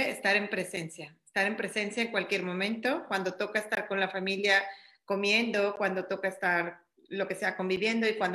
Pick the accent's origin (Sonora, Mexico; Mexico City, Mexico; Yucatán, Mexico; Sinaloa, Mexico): Mexico City, Mexico; now in Cancún, Mexico; Yo ya estoy aquí en Cancún, estoy ahorita dando terapias vía Zoom eh, mi teléfono es el 55 75 eh, vengo de la Ciudad de México, pero bueno, ya estoy establecida aquí en Cancún